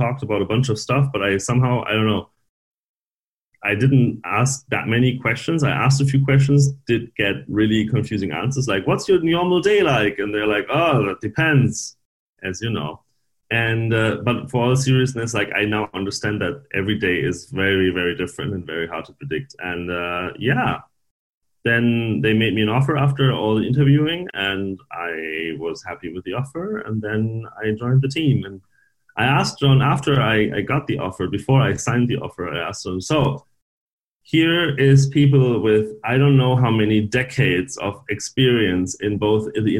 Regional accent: Northern Germany, Germany; I'm from Germany originally, northern Germany.

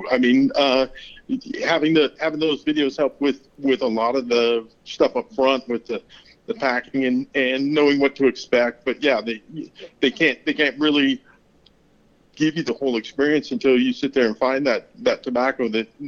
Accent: Pacific Northwest, United States; growing up in the Pacific Northwest, and there's a lot of, you know, cedar and redwood and, and wood production there.

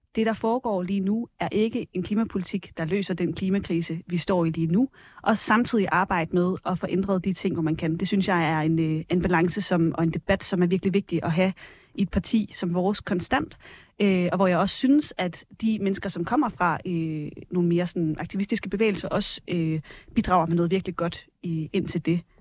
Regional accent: Varde, Southern Denmark, Denmark; voksede op i Varde, i Vestjylland

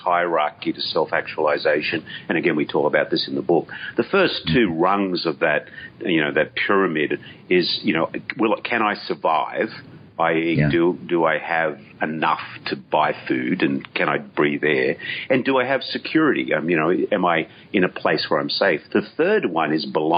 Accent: Australia; I, being Aussie

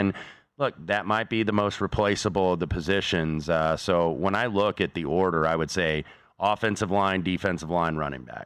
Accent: Indianapolis, Indiana, United States; my hometown of Indianapolis

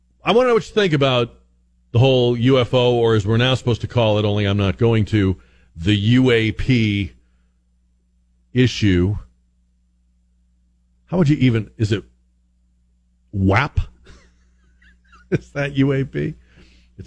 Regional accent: Northeast, United States; I'm from the Northeast

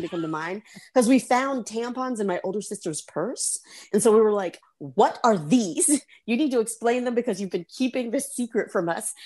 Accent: Charlotte, North Carolina, United States; So I am from Charlotte, North Carolina

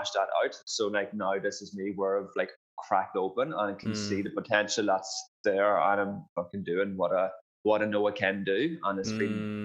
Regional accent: County Monaghan, Ireland; moved away as an adult; now in Perth, Australia; I grew up in rural Ireland, so a place called County Monaghan. And I basically grew up on a farm back home there. And I moved to Australia in 2011.

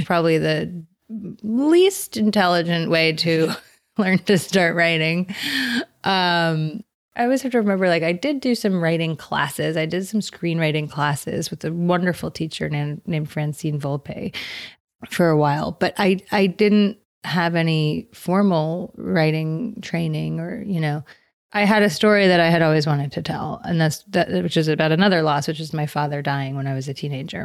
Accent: New York, United States; moved away; I come from New York

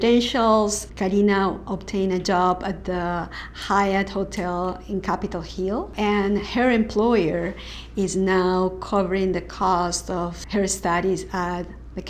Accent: Lima, Peru; moved away as an adult; also born or lived in Washington, D.C.; now in United States; I was born in 68. I grew up in Peru during the time of terrorism and huge corruption and narco traffic.

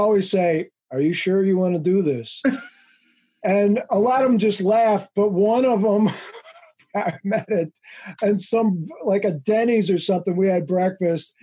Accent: Wheaton, Illinois, United States; moved away; also born or lived in Chicago; Western suburbs. Well, which one? Wheaton.

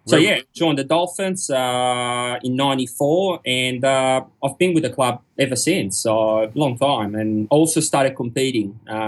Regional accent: Genoa, Liguria, Italy; now in Australia; I grew up in Genoa, northern Italy. It's a city not far from France, about 2 hours drive, give or take. And that's where I started my diving.

